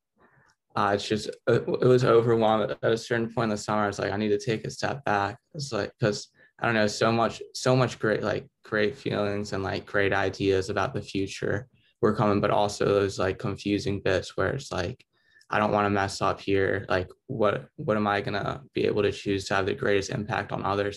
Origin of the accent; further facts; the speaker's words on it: Virginia Beach, Virginia, United States; I grew up in Virginia Beach. I've lived here my whole life